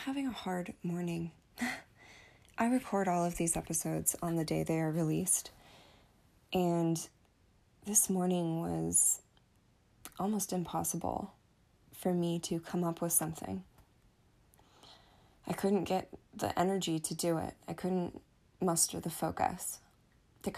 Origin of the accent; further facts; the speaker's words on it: United States; I am American, so we celebrated Thanksgiving with my family